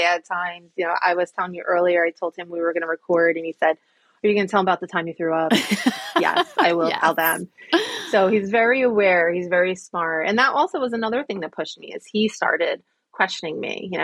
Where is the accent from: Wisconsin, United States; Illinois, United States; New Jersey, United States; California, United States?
New Jersey, United States; central; accent: Jersey; Do I have a big Jersey accent?